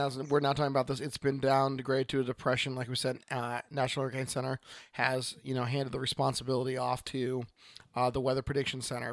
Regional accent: Oregon, United States; from Oregon

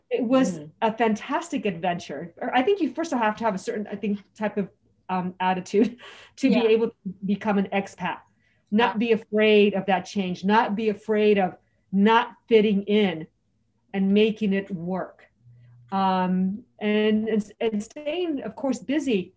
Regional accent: Los Angeles, California, United States; moved away as an adult; also born or lived in Mexico City / New York City / Hong Kong; I grew up in California.

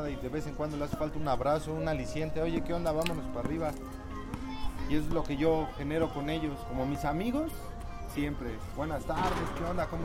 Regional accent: Mexico

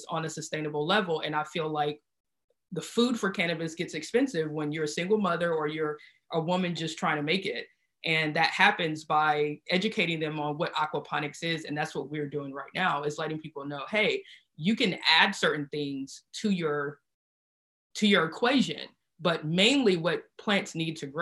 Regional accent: South Carolina, United States; moved away as an adult; now in California, United States; I'm from South Carolina and I was raised in the South

